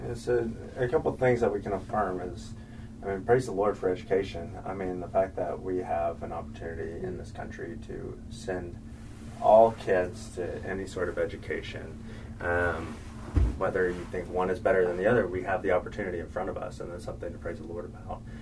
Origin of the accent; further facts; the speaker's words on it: Oklahoma, United States; also born or lived in the Carolinas; I grew up in Oklahoma